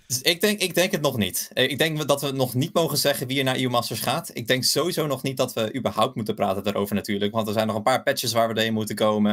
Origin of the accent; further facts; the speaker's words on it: Belgium; accent: Belgian; Ik, ik, ik, kom uit Belgisch bloed. ik heb Belgisch accent